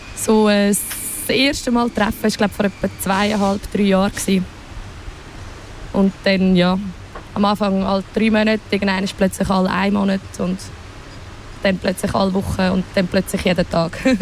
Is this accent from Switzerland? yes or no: yes; Wettingen, Aargau, Switzerland; ich bin in Wettigen aufgewachsen